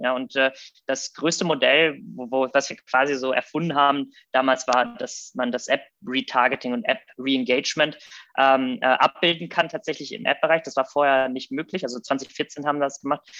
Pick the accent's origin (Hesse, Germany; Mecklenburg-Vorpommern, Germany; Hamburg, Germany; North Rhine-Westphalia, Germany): North Rhine-Westphalia, Germany; Rheda-Wiedenbrück; also born or lived in Thessaloniki, Greece / Munich; now in Berlin, Germany; bin also quasi groß geworden ähm, in Reda Wiedenbrück, was bei Gütersloh Bielefeld ist, die Ecke aus Westfalen.